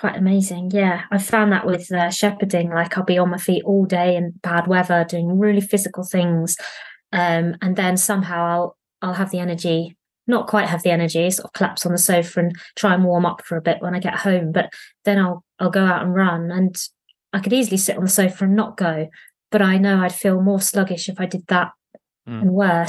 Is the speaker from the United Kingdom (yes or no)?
yes; East of England, United Kingdom; born there; Yeah, so I was born in Essex.